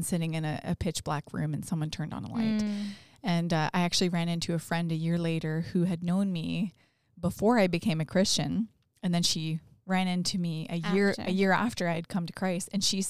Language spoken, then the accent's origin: English; North Bay, Ontario, Canada; now in London, Canada; We, I'm from North Bay, which is very north of London.